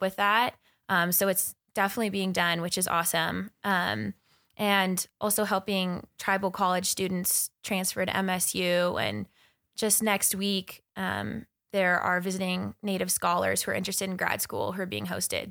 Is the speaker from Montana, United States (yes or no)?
yes; Crow Reservation, Montana, United States; also born or lived in Bozeman, Montana; I was born and raised on the Kearns Reservation in Montana.